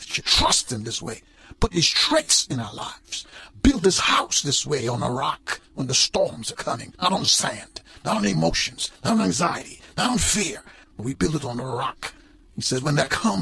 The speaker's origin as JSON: {"language": "English", "country": "Guyana", "tie": "born or raised there", "said": "When I grew up in Guyana"}